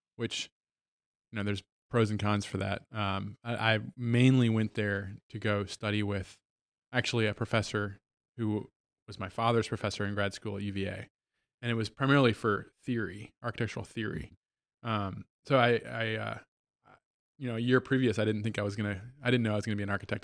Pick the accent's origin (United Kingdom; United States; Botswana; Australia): United States; Virginia; moved away as an adult; also born or lived in New Hampshire / South Bend, Indiana; now in Goshen, Indiana, United States; born and raised in Virginia, went as undergrad in New Hampshire